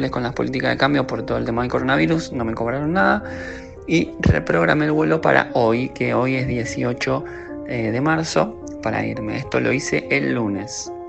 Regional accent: Argentina; soy de Argentina

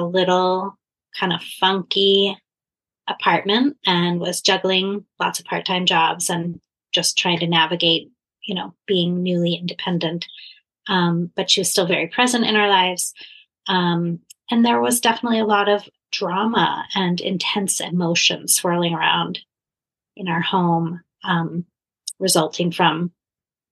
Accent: Philadelphia, Pennsylvania, United States; I grew up in Philadelphia

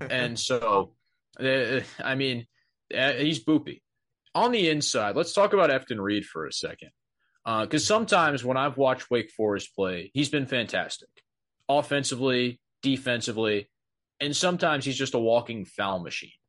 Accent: Michigan, United States; I'm from Michigan

